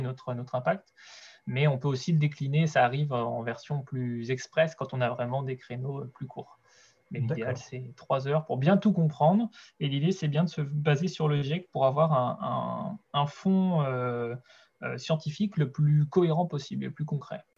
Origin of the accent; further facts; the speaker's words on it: Brittany, France; moved away as an adult; also born or lived in Angers; now in Segré, France; je suis originaire de Bretagne à la base